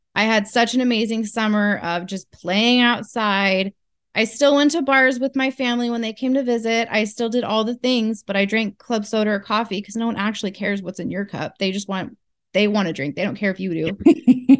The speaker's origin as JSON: {"language": "English", "region": "Northern California", "country": "United States", "moved": "as an adult", "lives_now": "Alaska, United States", "said": "I'm from California originally, uh, Northern California"}